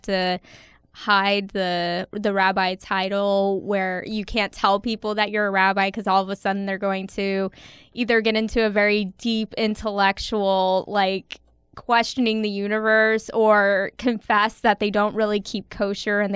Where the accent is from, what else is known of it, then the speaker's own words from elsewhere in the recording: the South, United States; moved away; growing up in the South